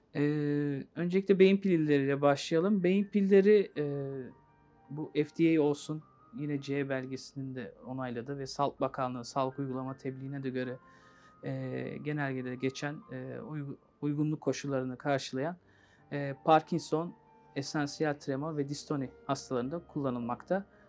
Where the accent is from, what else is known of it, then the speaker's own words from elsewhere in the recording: Istanbul, Turkey; İstanbul doğumluyum. Ee, ilk orta lise eğitimimi de yine İstanbul'da tamamlayıp